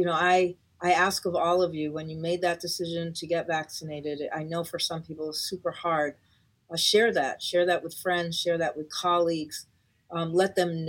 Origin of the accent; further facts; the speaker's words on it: Puerto Rico; now in Los Angeles, United States; I'm from Puerto Rico